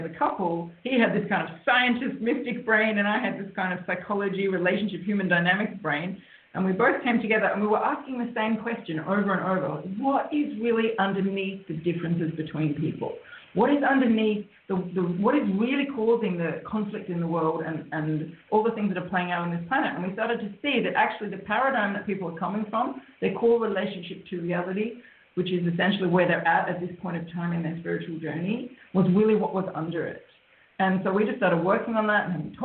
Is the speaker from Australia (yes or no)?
yes; Australia; I'm an Australian, and that's why we're actually speaking to you today from Australia